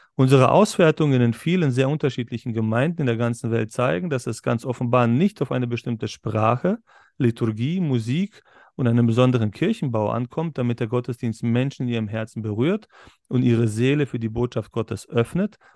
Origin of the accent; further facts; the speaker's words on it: Berlin, Germany; now in Upper Bavaria, Germany; ich bin ich auch in Berlin äh, aufgewachsen